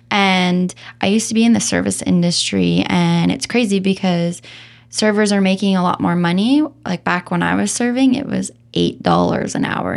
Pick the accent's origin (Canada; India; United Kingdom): Canada; Calgary, Alberta; also born or lived in Vancouver / Nelson; now in Kelowna, Canada; born and raised in Calgary